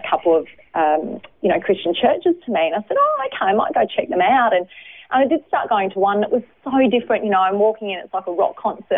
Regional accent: Brisbane, Queensland, Australia; I was born in Brisbane, um, lived over the north side of Brisbane in Hendra

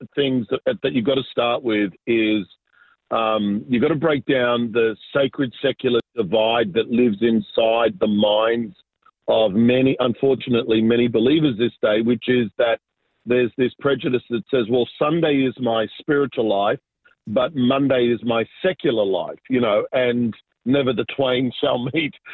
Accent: Sydney, New South Wales, Australia; also born or lived in Argentina; I was born in uh, Argentina, so I'm South American, but uh, immigrated when I was very young, and really uh, grew up in Southwest Sydney. Uh, in a beautiful little suburb called Ingleburn, so that's that's where I grew up

